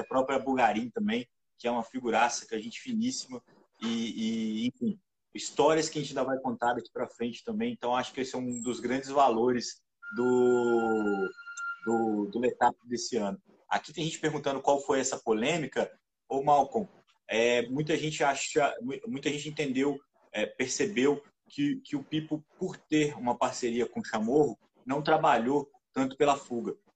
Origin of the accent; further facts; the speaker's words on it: Juiz de Fora, Minas Gerais, Brazil; lá na minha cidade, lá em Juiz de Fora